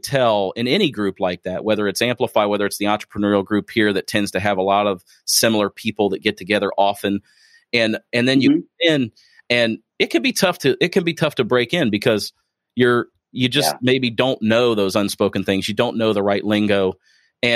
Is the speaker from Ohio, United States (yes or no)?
yes; Springfield, Ohio, United States; moved away; I'm originally from Springfield, Ohio